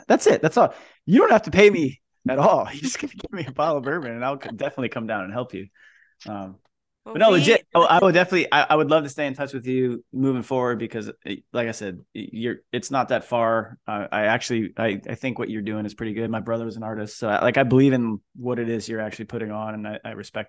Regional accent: Napa, California, United States; And I came from Napa.

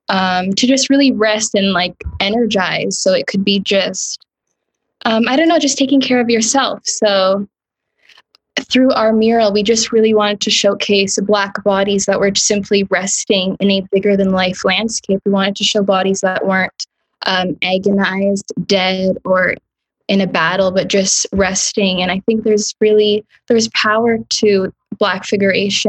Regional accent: Ottawa, Ontario, Canada; but I was raised in Ottawa

